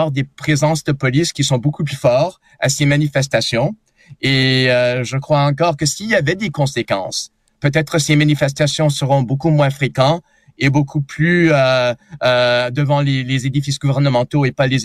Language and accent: French; Montreal, Quebec, Canada; québécois, canadien, montréalais. Je suis quelqu'un qui, qui, qui sent très à l'aise dans mon pays